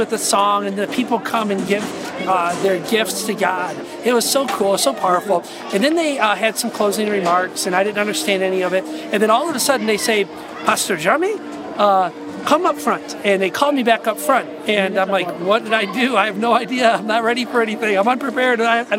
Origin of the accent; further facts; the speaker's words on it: United States; I'm an American